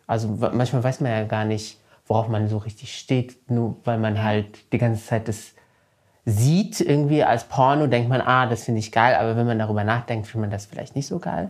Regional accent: Morocco; moved away; ich bin ja in Marokko zur Schule gegangen

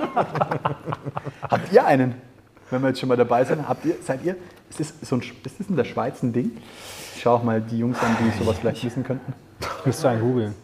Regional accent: Germany; bei uns in Deutschland

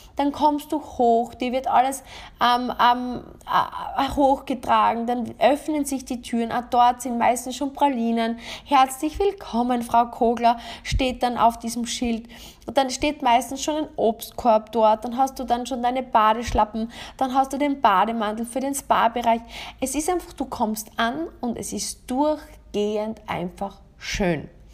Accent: Austria; bei uns in Österreich

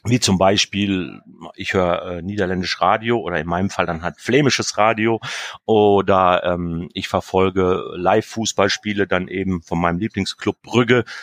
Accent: Germany; now in Attendorn, Germany; Okay, ich probiere es mal. … ich komme aus Deutschland, ich wohne in Attendorn, ich werk da in der Stadthäus.

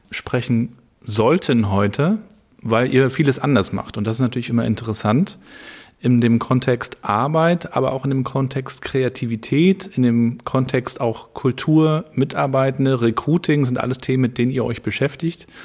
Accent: Rostock, Mecklenburg-Vorpommern, Germany; natürlich ähm, als Rostocker miterlebt, wie Karls auch entstanden, was heißt entstanden ist

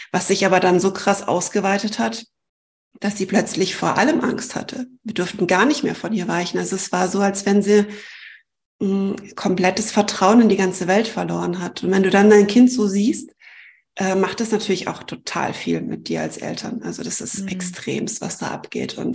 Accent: Germany; obwohl ich eigentlich Deutsche bin, ähm, muss ich meine Heimat aufgeben

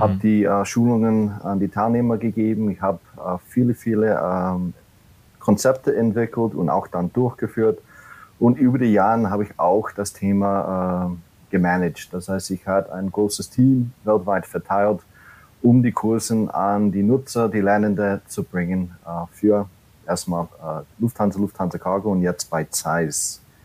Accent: New York City, New York, United States; German is a second language; moved away as an adult; now in Germany; ich komme nicht ursprünglich aus Deutschland. Äh, ich bin gebürtiger Amerikaner in der Großstadt New York City und wohne seit oder lebe seit elf Jahren jetzt in Deutschland

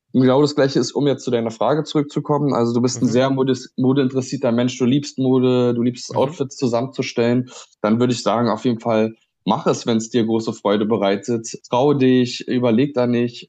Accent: Berlin, Germany; komme ich auch aus Berlin

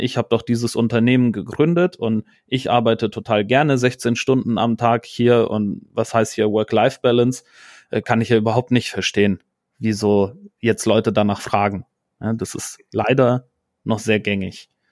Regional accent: Rhineland, Germany; ich bin ja Rheinländer

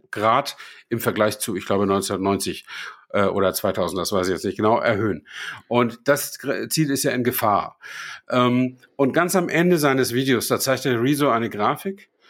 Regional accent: Flensburg, Schleswig-Holstein, Germany; fahre ich äh, nach Flensburg, äh, da wo ich herkomme.

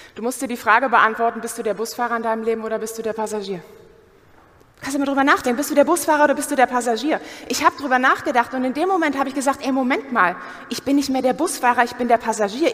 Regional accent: Germany; Wir sind doch Deutsche.

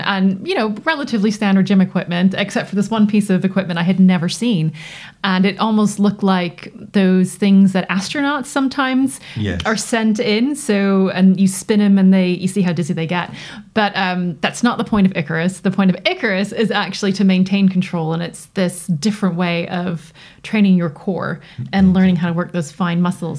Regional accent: United States; As you can tell from my accent, I grew up in North America.

